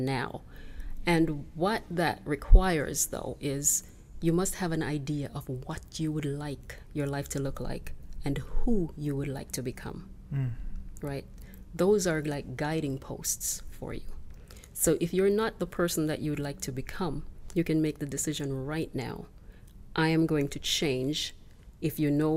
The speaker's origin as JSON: {"language": "English", "country": "Jamaica", "tie": "born or raised there", "moved": "yes", "lives_now": "Canada", "said": "I was born and raised in Jamaica, and now I'm living in Canada"}